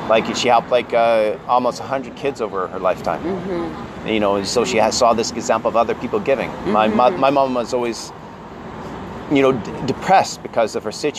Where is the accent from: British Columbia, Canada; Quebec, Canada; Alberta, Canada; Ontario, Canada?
British Columbia, Canada; Kamloops; also born or lived in Vancouver / Germany; I grew up at Kamloops in BC. It's in the interior of BC